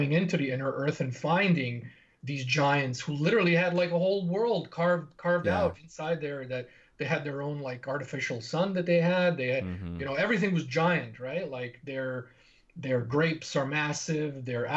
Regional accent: Bosnia & Herzegovina; moved away; In my home country, in Bosnia

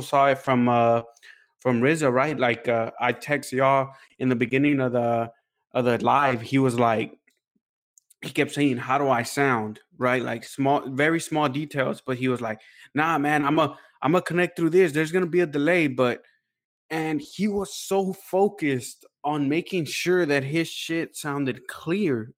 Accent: Houston, Texas, United States; we're from Houston

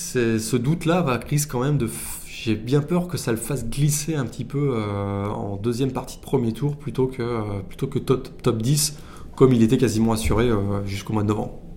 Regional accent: France; en tant que français arrivant là-bas

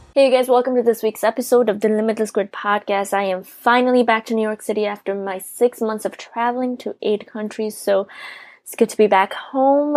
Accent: Nepal; I was born and raised in Nepal

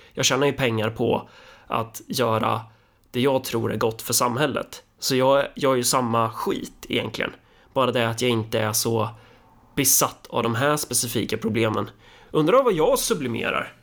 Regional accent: Sweden; jag är så fin och duktig som svensk

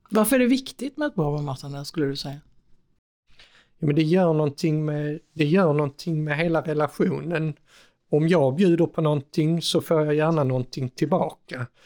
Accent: Skåne, Sweden; nu är det ju snart lunch så först ska jag som sann skåning

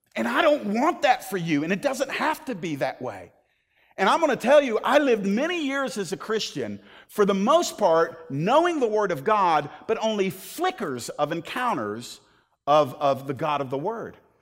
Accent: the South, United States; I was born in the South

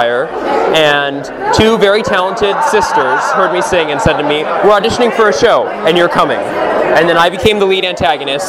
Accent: Torrance, California, United States; I grew up in Torrance, California

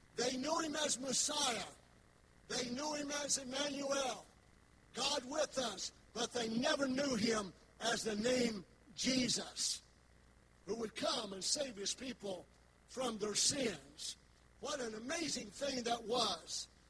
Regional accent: West Virginia, United States; I'm from West Virginia. I've got my own accent.

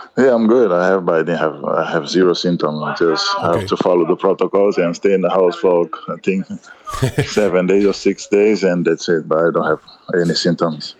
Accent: Cape Verde; English is a second language; now in Madrid, Spain; I come from Cape Verde

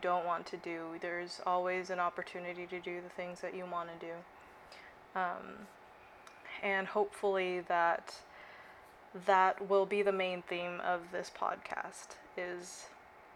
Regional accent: Okinawa, Japan; moved away as an adult; now in Sacramento, United States; I grew up in Okinawa, Japan

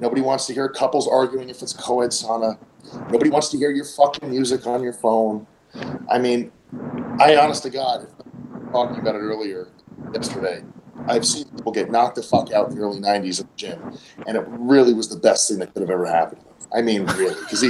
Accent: New York, United States; when I was a fucking kid, when I grew up in New York

